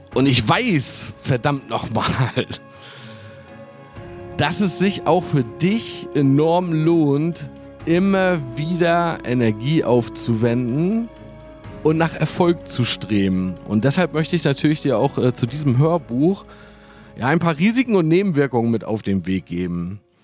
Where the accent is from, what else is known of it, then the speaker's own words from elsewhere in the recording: Wismar, Mecklenburg-Vorpommern, Germany; also born or lived in Hamburg; hier bei uns in Wismar